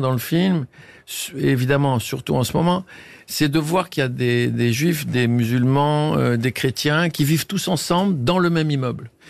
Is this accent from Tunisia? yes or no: yes; Tunisia; moved away; C'est en Tunisie, dans la Médina, dans, mon pays, enfin dans ma terre natale